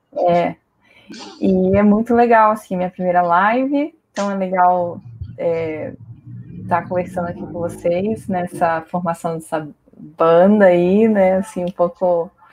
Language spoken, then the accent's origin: Portuguese; Espírito Santo, Brazil; now in Brasília, Brazil; Eu sou do Espírito Santo